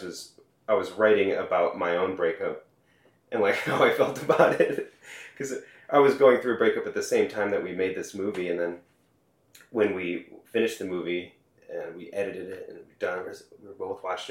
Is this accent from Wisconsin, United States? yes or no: no; St. Louis Park, Minnesota, United States; I'm from Minneapolis, Minnesota. Okay. Yeah. We grew up in the suburb called St. Louis Park